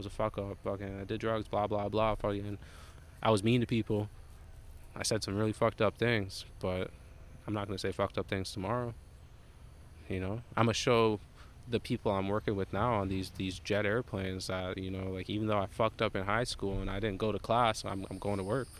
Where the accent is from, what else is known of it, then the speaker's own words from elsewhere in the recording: Jamaica; I'm Jamaican.